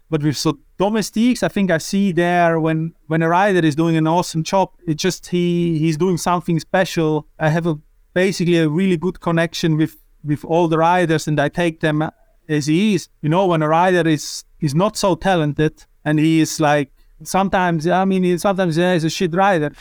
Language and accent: English; Switzerland; I'm from Switzerland